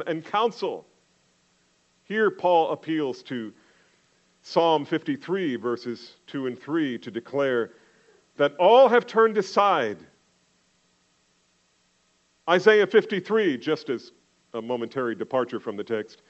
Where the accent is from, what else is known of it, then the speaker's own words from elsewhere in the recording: New Jersey, United States; When I was young, growing up in New Jersey